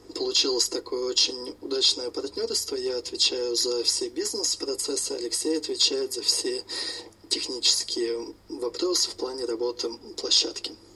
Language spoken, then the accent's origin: Russian; Tomsk, Tomsk Oblast, Russia; moved away as an adult; now in Moscow, Russia; я, собственно, родился в Томске, вырос в Томске